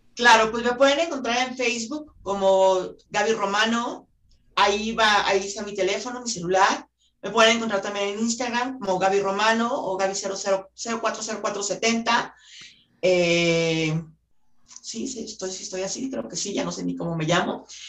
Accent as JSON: {"language": "Spanish", "town": "Guadalajara", "region": "Jalisco", "country": "Mexico", "said": "yo por ejemplo soy de Guadalajara"}